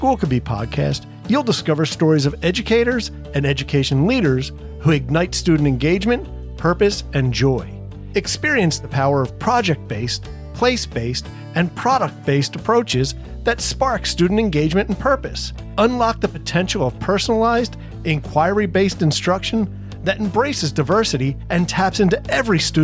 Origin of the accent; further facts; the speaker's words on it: New Jersey, United States; we're all from Jersey